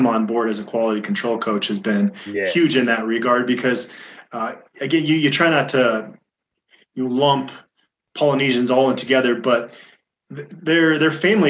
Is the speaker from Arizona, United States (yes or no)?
yes; Arizona, United States; now in Colorado, United States; My first winter here, because I came out here from Arizona, my first winter here, I loved the snow at first, and it kind of wore on me. I went back home for a long weekend, and I was ready to come back to Colorado.